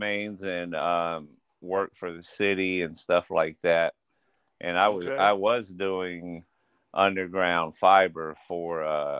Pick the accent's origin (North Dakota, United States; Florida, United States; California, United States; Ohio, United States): Florida, United States; Ocala; moved away as an adult; now in Kalamazoo, United States; Born and raised in Ocala, Florida.